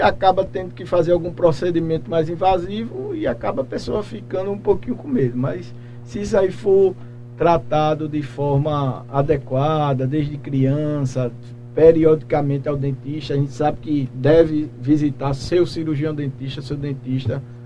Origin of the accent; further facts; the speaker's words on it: Macaparana, Pernambuco, Brazil; moved away as an adult; now in Pedras de Fogo, Brazil; sou natural de Macaparana, mas já estou aqui em Pedras de Fogo